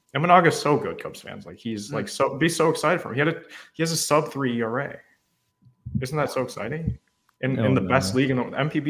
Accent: United States; Well, that's because we're American.

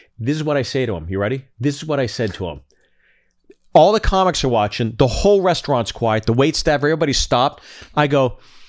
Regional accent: Pittsburgh, Pennsylvania, United States; I'm from Pittsburgh, so I call my Steely McMeme.

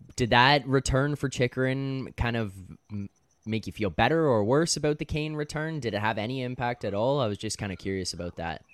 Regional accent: Canada; a kid growing up in Canada

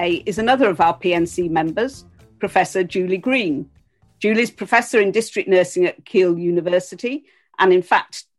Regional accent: Yorkshire and the Humber, United Kingdom; Fellow Yorkshire person.

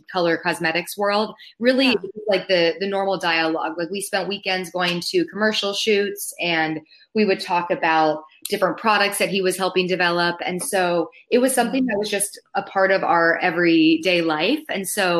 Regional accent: Palos Verdes, California, United States; moved away; I grew up in Southern California with the ocean as my backyard, which I now realize I took for granted because I don't live next to the ocean anymore. But growing up, I grew up in a place called Palos Verdes.

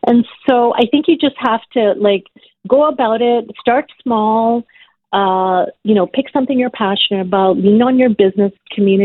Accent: Ottawa, Ontario, Canada; moved away as an adult; also born or lived in Uganda / Regina, Saskatchewan; now in Toronto, Canada; I grew up in Ottawa, and Ottawa was, it was not as multicultural as it is today.

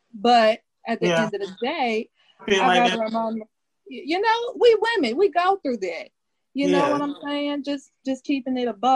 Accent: Dallas, Texas, United States; I'm from Dallas. It's a part in Dallas called Oak Cliff, Texas

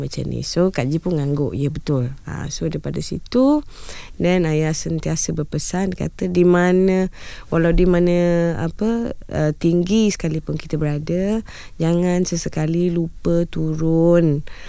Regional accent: Malaysia; anak Malaysia

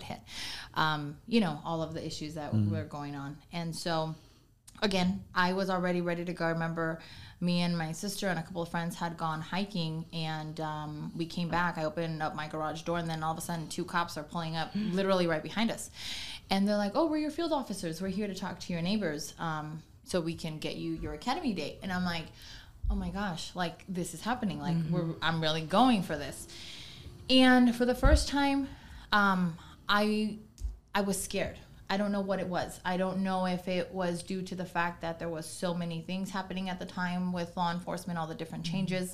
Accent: Oxnard, California, United States; moved away as an adult; now in Antelope Valley, United States; I was born and raised in Oxnard.

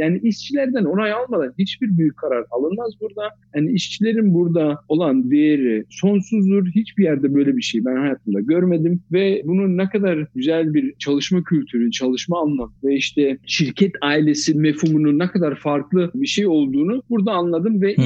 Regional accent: Dortmund, North Rhine-Westphalia, Germany; moved away as an adult; also born or lived in Fatsa, Ordu (ancestry); now in Stuttgart, Germany; Doğuma büyüme Dortmund, Almanya'nın Dortmund şehrinde doğduk, büyüdük

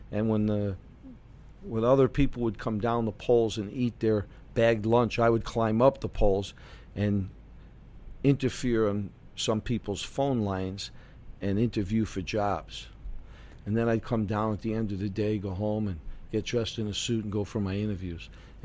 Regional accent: New York City, New York, United States; moved away as an adult; also born or lived in Miami / Chicago; I'm originally from New York City.

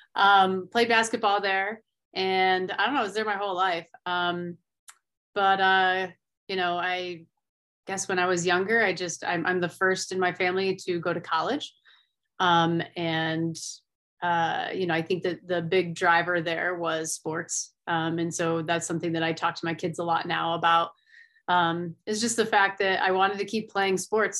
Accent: Finger Lakes region, New York, United States; moved away as an adult; now in Colorado, United States; I grew up in the Finger Lake region, so I was a big water skier

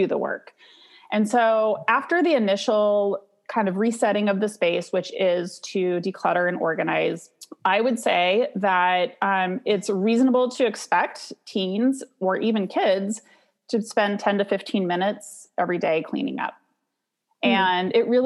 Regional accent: Santa Cruz, California, United States; I'm from Santa Cruz, California

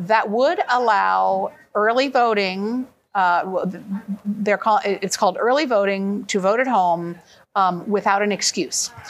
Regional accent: Oregon, United States; I'm from Oregon, where we have been voting at home since the year 2000

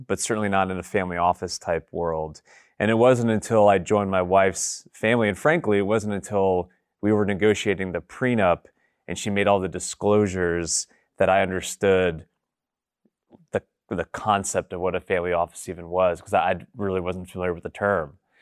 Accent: New York, United States; also born or lived in Boston; now in Nashville, United States; I'm from New York originally

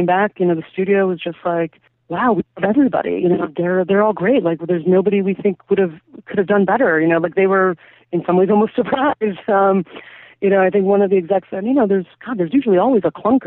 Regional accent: Albuquerque, New Mexico, United States; moved away; my hometown of Albuquerque, New Mexico

